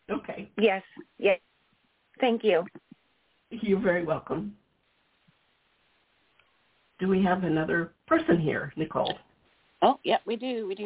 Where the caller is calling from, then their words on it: North Carolina, United States; I'm in North Carolina.